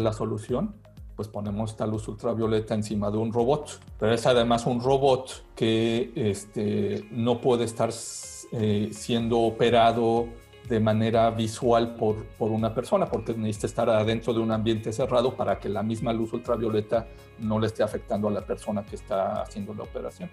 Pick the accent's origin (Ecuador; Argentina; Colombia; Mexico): Mexico; moved away as an adult; now in Berlin, Germany; somos tres mexicanos